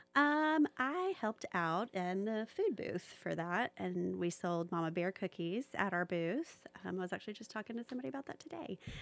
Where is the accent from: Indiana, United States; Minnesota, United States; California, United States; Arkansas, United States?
Arkansas, United States; Little Rock; also born or lived in Atlanta / Chattanooga; now in Knoxville, United States; I grew up in, um, Little Rock, Arkansas